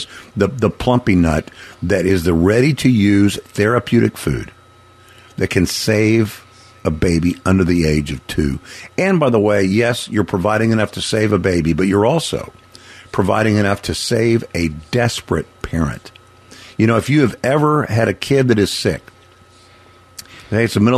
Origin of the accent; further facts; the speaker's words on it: United States; the American that I am